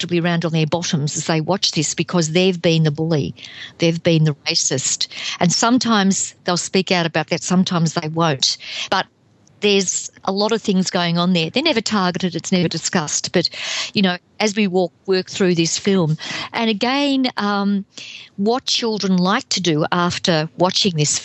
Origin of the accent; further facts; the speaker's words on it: Melbourne, Victoria, Australia; I grew up in the 50s and 60s in Melbourne.